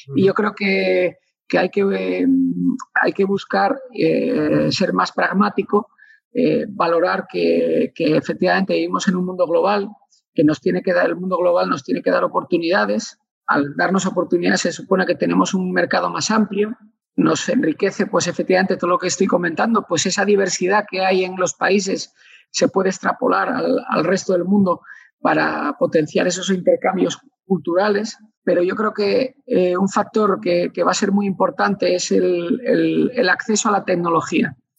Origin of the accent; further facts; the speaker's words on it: Asturias, Spain; como, buen asturiano